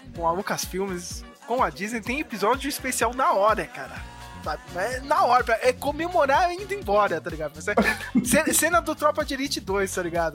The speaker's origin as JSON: {"language": "Portuguese", "country": "Brazil"}